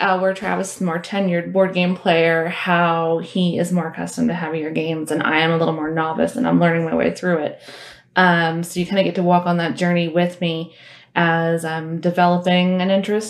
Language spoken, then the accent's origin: English; Canada; Hey. I'm Canadian.